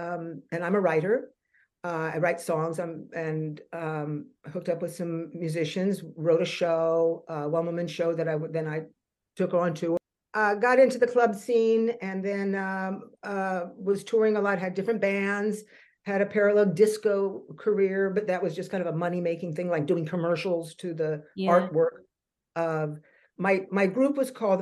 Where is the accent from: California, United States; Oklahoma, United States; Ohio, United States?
California, United States; moved away as an adult; also born or lived in New York / London; now in Montreal, Canada; I'm from California, always danced, did the musical theaters in school, and then went off early to first New York and then to London